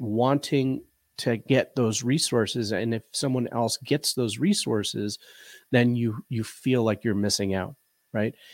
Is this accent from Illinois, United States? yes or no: yes; Chicago, Illinois, United States; moved away as an adult; now in western Colorado, United States; we both were born and bred in the Chicagoland area and lived the majority of our lives there